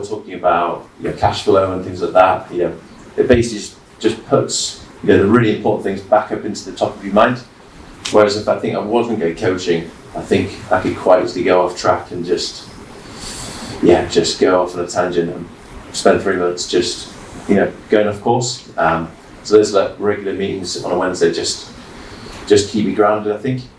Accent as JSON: {"language": "English", "town": "York", "region": "Yorkshire and the Humber", "country": "United Kingdom", "moved": "yes", "said": "I'm from York originally"}